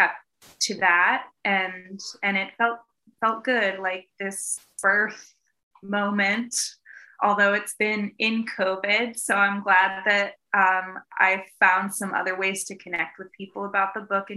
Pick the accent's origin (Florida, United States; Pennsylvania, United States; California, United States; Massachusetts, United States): Massachusetts, United States; Eastern; I'm originally from Eastern Mass